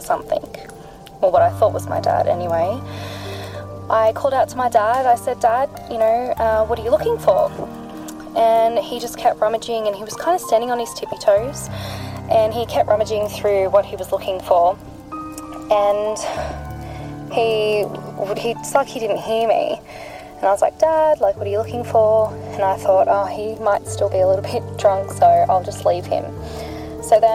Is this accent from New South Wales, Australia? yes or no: yes; New South Wales, Australia; I am from New South Wales in Australia